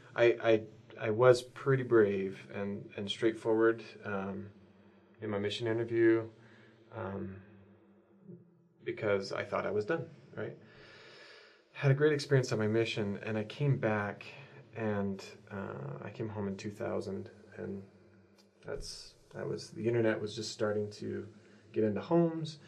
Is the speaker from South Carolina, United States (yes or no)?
no; Southeast Idaho, United States; also born or lived in Brazil; now in Utah, United States; I grew up in Southeast Idaho